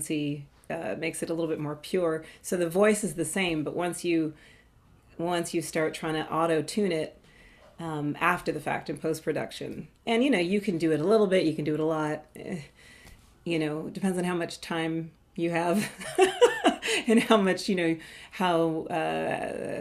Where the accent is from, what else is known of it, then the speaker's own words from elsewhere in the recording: Toronto, Ontario, Canada; I'm from Toronto, Ontario, Canada